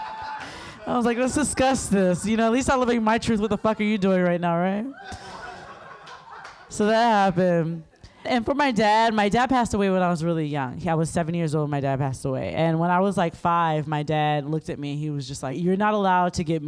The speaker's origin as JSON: {"language": "English", "region": "South Carolina", "country": "United States", "said": "I'm from South Carolina"}